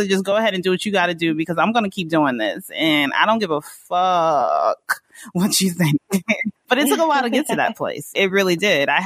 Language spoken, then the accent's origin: English; Snellville, Georgia, United States; moved away as an adult; also born or lived in Mississippi / New York; now in Los Angeles, United States; I was born in Mississippi and I spent a good chunk of my childhood in Mississippi. And then we moved to Georgia and I grew up in Snellville, Georgia, in the suburbs